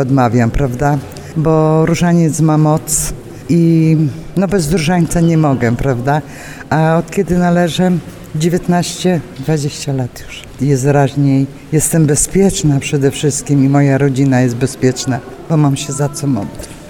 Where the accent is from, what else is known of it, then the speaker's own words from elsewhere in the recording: Poland; Pochodzę z Bożejowic, dokładnie z parafii święty Matki Boskiej Częstochowskiej